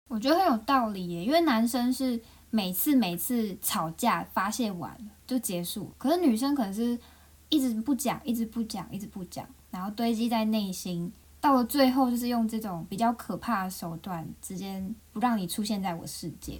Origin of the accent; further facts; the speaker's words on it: Taiwan; now in Japan; 毕竟我是个台湾人